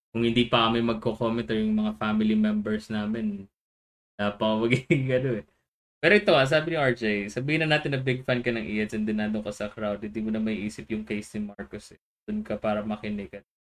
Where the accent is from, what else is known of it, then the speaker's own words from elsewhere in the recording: Philippines; the Filipino in me